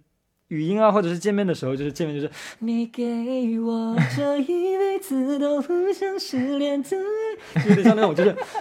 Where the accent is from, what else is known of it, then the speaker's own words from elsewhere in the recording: Japan; Chinese is a second language; Hello，